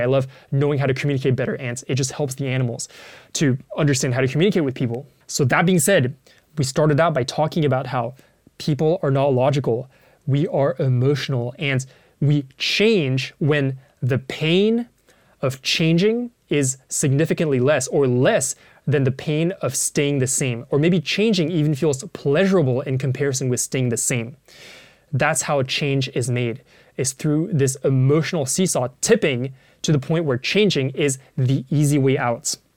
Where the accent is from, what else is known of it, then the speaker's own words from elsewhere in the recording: Paris, Île-de-France, France; I grew up in Paris